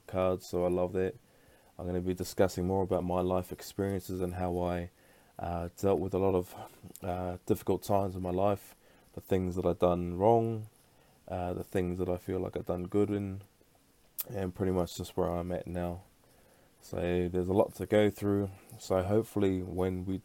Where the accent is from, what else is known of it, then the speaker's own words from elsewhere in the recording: Brisbane, Queensland, Australia; now in Perth, Australia; I was actually born back over in Brisbane